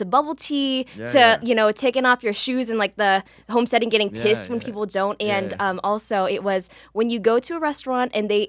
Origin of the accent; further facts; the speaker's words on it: United States; I'm American-born Asian